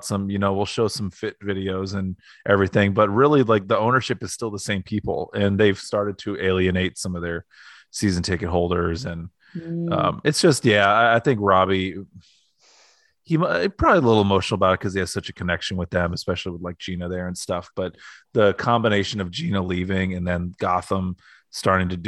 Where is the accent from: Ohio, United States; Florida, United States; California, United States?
Ohio, United States; Northeast; now in Columbus, United States; I grew up in Ohio and I liked Ohio State when I was in like Northeast Ohio